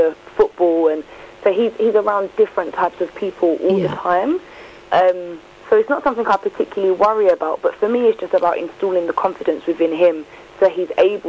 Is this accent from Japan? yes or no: no; United Kingdom; me, I would just say I'm black British. The countries I'm from are Mauritius, Jamaica and Grenada.